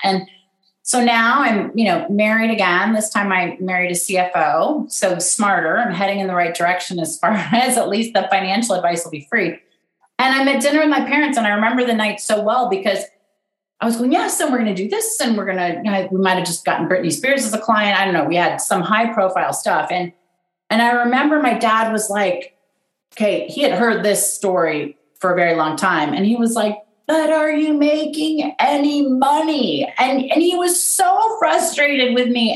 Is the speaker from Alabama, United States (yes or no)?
no; Pasadena, California, United States; also born or lived in Washington, District of Columbia, United States; I'm from Pasadena, California. I mean, I, I was born in DC